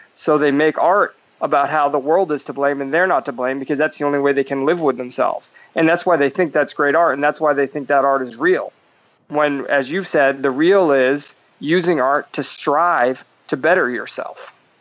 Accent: East Coast, United States; now in California, United States; I lived out in California. I grew up on the East Coast, and moving out here

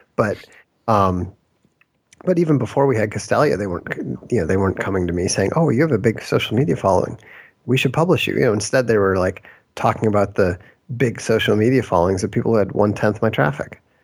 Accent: Minnesota, United States; I grew up in Minnesota

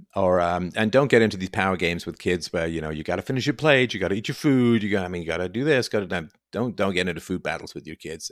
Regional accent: Canada; I'm so Canadian

